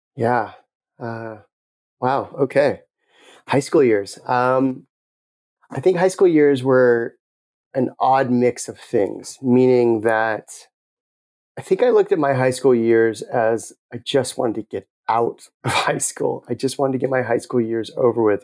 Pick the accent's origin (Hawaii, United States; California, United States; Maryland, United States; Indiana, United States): California, United States; Los Angeles; moved away as an adult; also born or lived in Tucson, Arizona; I grew up in the Palisades